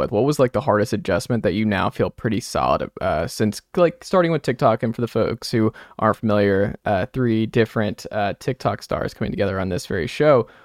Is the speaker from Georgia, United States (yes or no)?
yes; Atlanta, Georgia, United States; I am from Atlanta okay. originally.